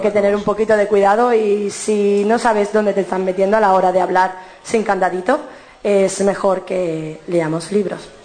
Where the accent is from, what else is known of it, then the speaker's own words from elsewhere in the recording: Cádiz, Andalusia, Spain; soy de Cádiz